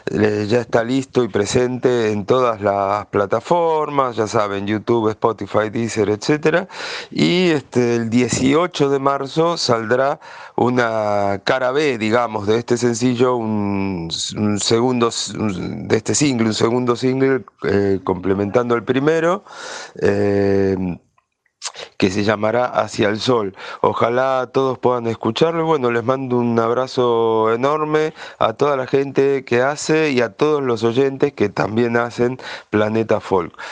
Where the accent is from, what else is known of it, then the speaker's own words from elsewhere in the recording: Argentina; moved away as an adult; now in Mexico; guitarrista argentino radicado en México desde hace más de 20 años.